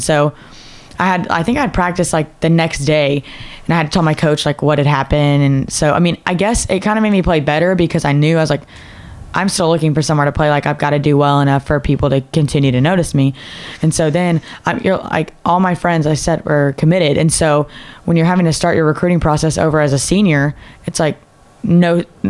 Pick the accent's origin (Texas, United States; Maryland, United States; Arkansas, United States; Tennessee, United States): Texas, United States; Decatur; Decatur, Texas. It's like an hour-ish, like 45 minutes, an hour northwest of Dallas-Fort Worth area.